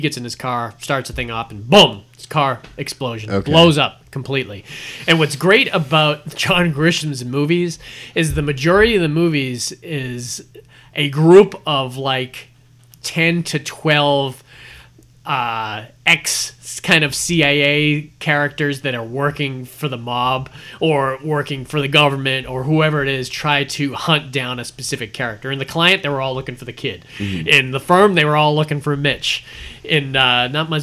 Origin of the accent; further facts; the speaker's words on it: Massachusetts, United States; Massachusetts, from my home state